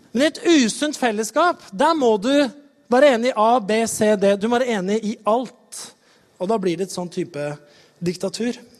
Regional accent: Norway; det vi liksom står på som nordmenn

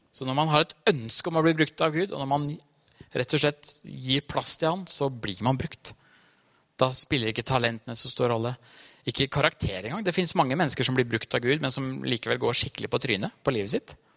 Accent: Trysil, Innlandet, Norway; moved away; jeg har vokst opp Trysil, på Trysilfjellet

